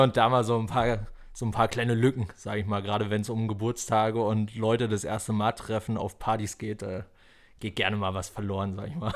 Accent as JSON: {"language": "German", "town": "Falkensee", "region": "Brandenburg", "country": "Germany", "said": "ich komme halt aus dem Rand Berlin, ne? Falkensee"}